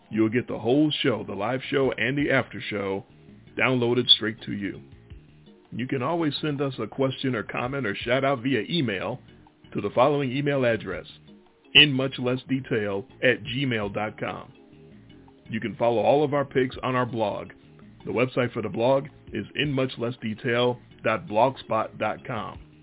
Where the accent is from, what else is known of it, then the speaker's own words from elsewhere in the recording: Memphis, Tennessee, United States; we're from Memphis